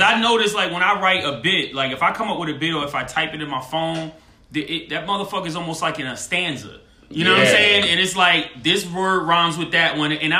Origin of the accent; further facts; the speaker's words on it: Northeast, United States; I'm from the East Coast. I'm from North, whatever. So that Northeast